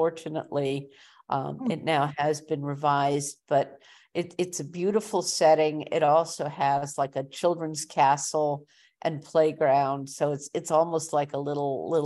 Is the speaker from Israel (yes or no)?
no; Montreal, Quebec, Canada; I grew up in Montreal